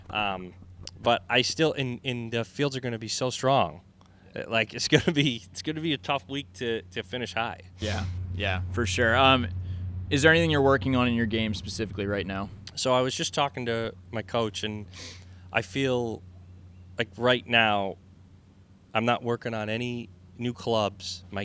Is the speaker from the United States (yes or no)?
yes; New England, United States; mean, I think us growing up in New England